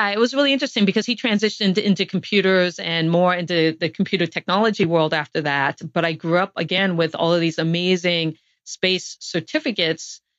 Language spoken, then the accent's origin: English; Guam; born there